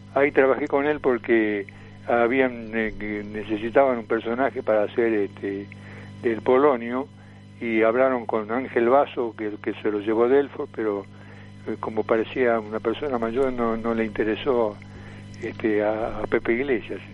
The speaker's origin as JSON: {"language": "Spanish", "region": "Tucumán", "country": "Argentina", "moved": "yes", "said": "vine de Tucumán, mi provincia"}